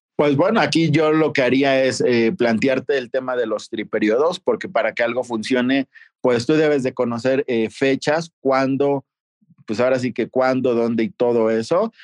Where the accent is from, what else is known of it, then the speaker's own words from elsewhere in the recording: Toluca, State of Mexico, Mexico; moved away as an adult; also born or lived in Guadalajara / Aguascalientes; Yo soy originario de Toluca, Estado de México, pero no inicié aquí